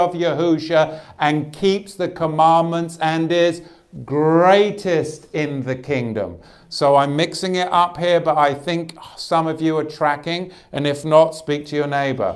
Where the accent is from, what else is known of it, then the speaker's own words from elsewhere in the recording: Australia; moved away; My home country